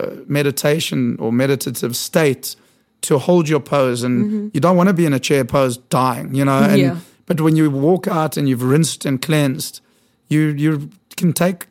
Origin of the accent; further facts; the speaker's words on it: South Africa; moved away as an adult; now in New York, United States; I was born in South Africa.